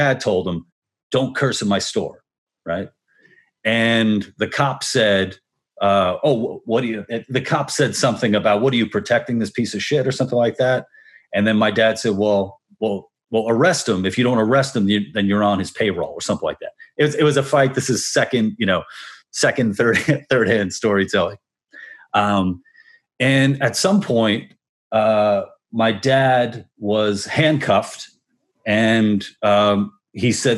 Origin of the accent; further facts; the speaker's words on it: New York, United States; also born or lived in Brooklyn; I'm from New York originally, Queens, and my parents have a business in Spanish Harlem.